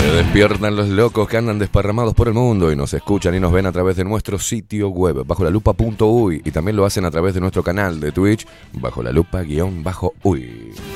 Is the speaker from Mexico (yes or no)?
no; Argentina; moved away; mi infancia en Argentina